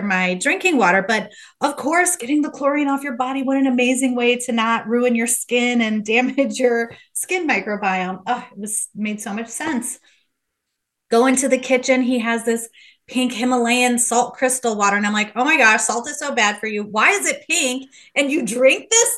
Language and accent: English; Midwest, United States; moved away as an adult; also born or lived in Los Angeles, California; I'm from Midwest, went to U